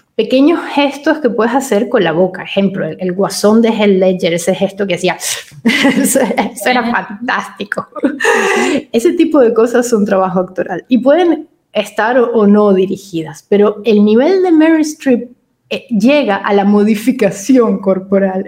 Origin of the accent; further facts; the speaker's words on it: Venezuela; moved away as an adult; also born or lived in Madrid, Spain; now in Italy; Nosotros somos venezolanos y vivimos seis años en, Madrid, en España